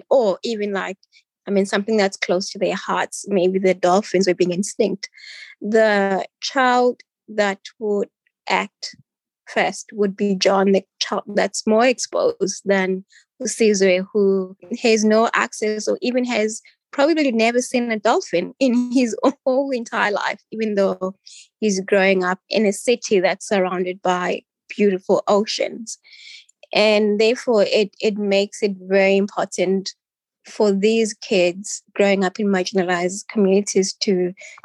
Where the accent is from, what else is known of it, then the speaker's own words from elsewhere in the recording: Cape Town, Western Cape, South Africa; I grew up in Bugulethu in a township